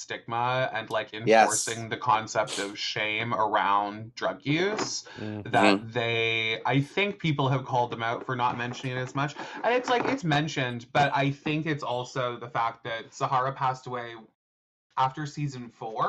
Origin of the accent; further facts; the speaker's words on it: Canada; I'm Canadian